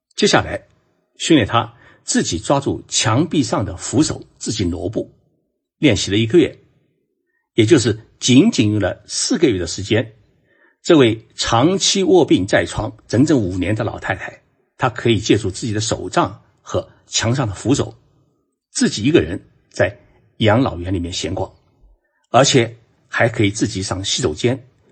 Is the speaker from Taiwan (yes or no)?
no; China; 我们中国人呢，是善于找干业，找市场，把蛋糕做大